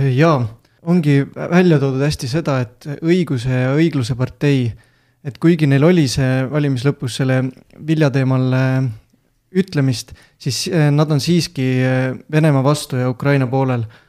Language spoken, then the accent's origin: Estonian; Võru, Võru County, Estonia; pärit olen Võrust